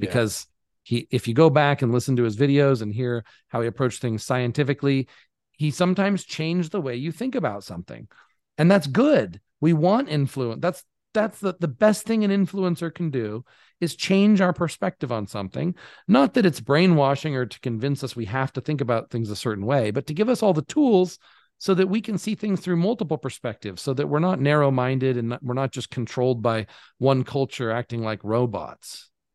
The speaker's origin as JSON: {"language": "English", "country": "United States", "moved": "yes", "said": "as an American"}